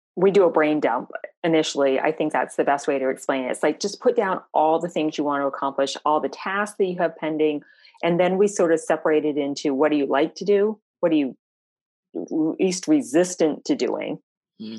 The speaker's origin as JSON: {"language": "English", "region": "Vermont", "country": "United States", "also_born_or_lived": "Florida", "moved": "yes", "lives_now": "Tampa, United States", "said": "I'm originally from Vermont, um, long way to end up in Florida, but we got here um, around the world a little bit."}